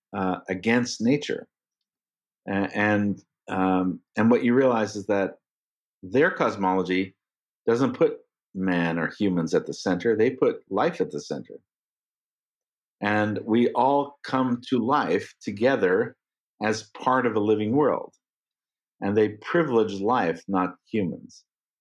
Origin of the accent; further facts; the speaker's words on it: Sudbury, Ontario, Canada; moved away; I joined the board of an architecture school in Northern Canada in my hometown called the McEwen School of Architecture at Laurentian University. And it's in the town where I grew up